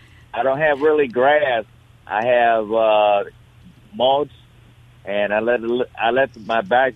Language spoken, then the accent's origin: English; Chicago, Illinois, United States; now in Jackson, United States; I'm originally from Chicago. I'm in Jackson, Mississippi.